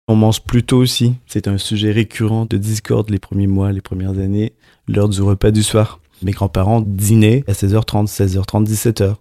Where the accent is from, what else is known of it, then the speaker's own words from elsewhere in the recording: Montreal, Quebec, Canada; moved away as an adult; now in Paris, France; Je suis canadien, donc je suis de Montréal.